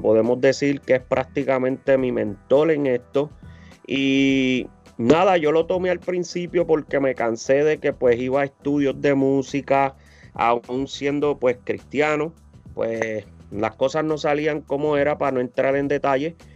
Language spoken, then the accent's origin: Spanish; Humacao, Puerto Rico; now in United States; Soy de Macao